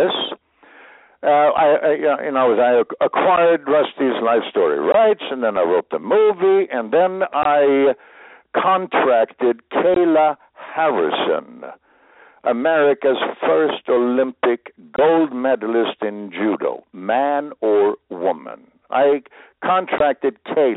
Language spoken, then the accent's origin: English; Sweden; moved away; I was born in Sweden